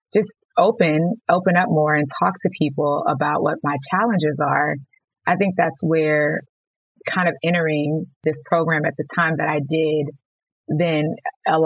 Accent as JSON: {"language": "English", "town": "Houston", "region": "Texas", "country": "United States", "tie": "born or raised there", "also_born_or_lived": "Los Angeles", "moved": "as an adult", "said": "I moved back to my hometown of Houston, Texas"}